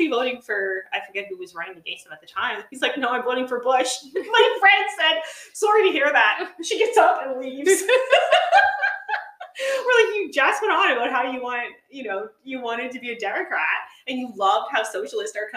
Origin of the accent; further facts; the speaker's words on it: Nova Scotia, Canada; growing up in Nova Scotia